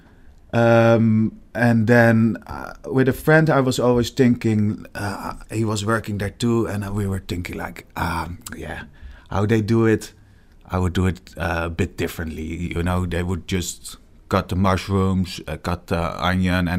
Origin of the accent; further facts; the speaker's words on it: Rotterdam, South Holland, Netherlands; I'm 34, born and raised in Rotterdam.